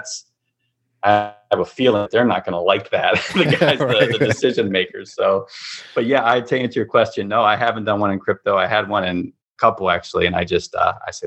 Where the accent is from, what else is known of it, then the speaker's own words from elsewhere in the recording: United States; as an American